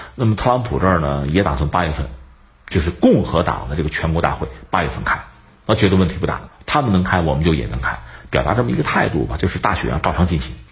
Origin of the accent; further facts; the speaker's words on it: China; 我们中国人